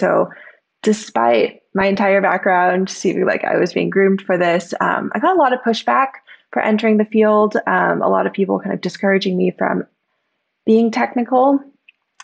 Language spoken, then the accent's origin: English; Bay Area, California, United States; I grew up in the Bay Area.